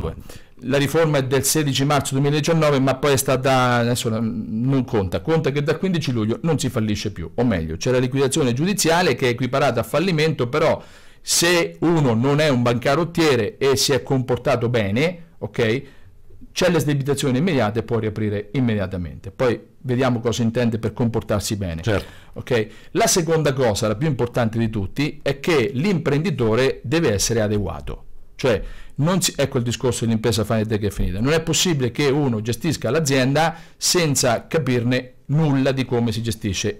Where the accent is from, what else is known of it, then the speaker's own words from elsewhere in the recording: Grottazzolina, Marche, Italy; sono figlio di contadini e grottese, sono nato a Grottazzolina, vivo a Grottazzolina, quindi Fermano